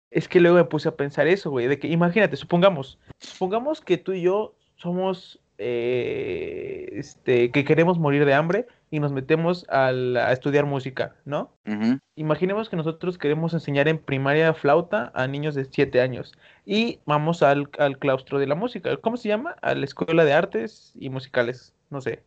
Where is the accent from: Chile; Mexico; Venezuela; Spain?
Mexico; Veracruz; Soy de Veracruz, soy de rancho